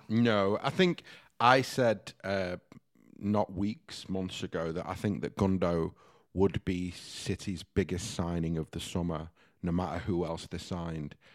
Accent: Stockport, North West England, United Kingdom; moved away; Heaton Chapel in Stockport

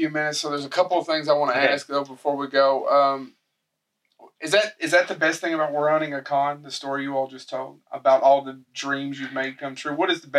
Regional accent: Eastern Kentucky, United States; I grew up in Eastern Kentucky.

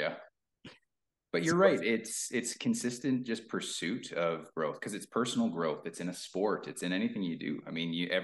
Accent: Thunder Bay, Ontario, Canada; moved away; also born or lived in Sudbury, Ontario; I'm originally from Thunder Bay, Ontario. I moved away really young

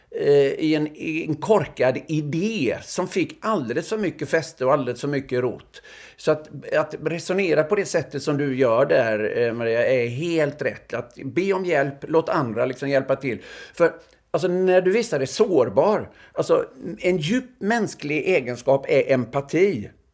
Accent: Öckerö, Västra Götaland, Sweden; moved away; jag gick ju i obs-klass hemma på Öckerö

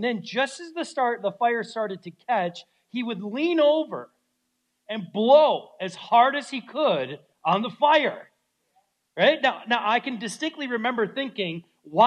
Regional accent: Minnesota, United States; moved away; growing up in Minnesota could be harsh in the winter times

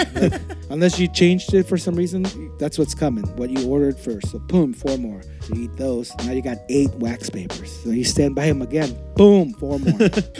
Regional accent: Mexico City, Mexico; now in San Francisco, United States; I was born in Mexico City.

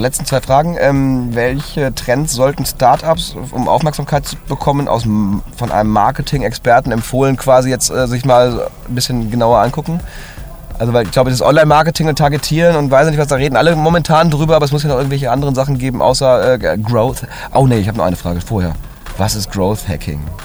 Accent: Cologne, North Rhine-Westphalia, Germany; also born or lived in Hamburg; als Kölner

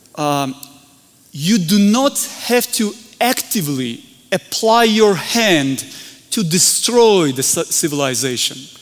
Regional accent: Georgia; we're from the Republic of Georgia, far, far away, small country

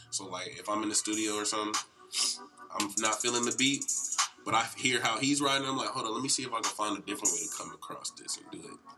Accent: Atlanta, Georgia, United States; I'm from uh, the county, North Side.

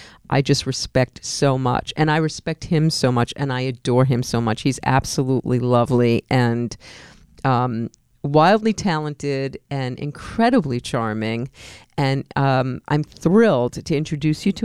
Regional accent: New York City, New York, United States; accent: Bronx; moved away as an adult; also born or lived in Queens, New York / Manhattan, New York / Arizona; now in California, United States; I lived in the Bronx for most of my childhood, but I lived in Queens through high school

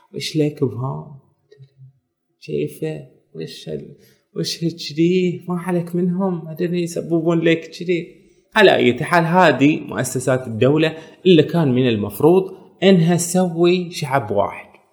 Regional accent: Bahrain; احنا في البحرين عندنا ذكريات واجد ذكريات حليوه وذكريات تجمعنا كبحرينيين

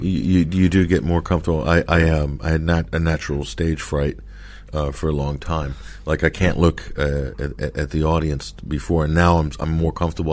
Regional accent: United States; moved away; also born or lived in London; being American

